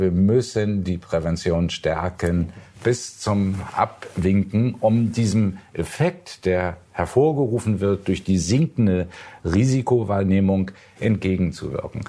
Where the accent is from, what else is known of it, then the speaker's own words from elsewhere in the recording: Hamburg, Germany; ich sage Ihnen als Hamburger